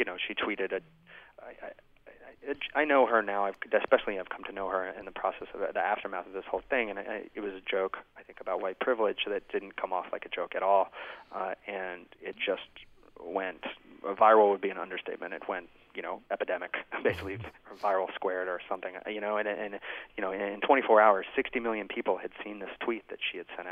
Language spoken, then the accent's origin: English; United States; I'm an American